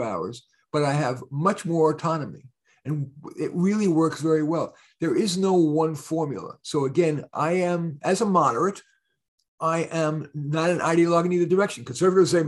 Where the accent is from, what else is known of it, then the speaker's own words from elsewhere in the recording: New York City, New York, United States; also born or lived in Bronx, New York / Berkeley, California; I went to a school in Flushing, Queens, once we moved from the Bronx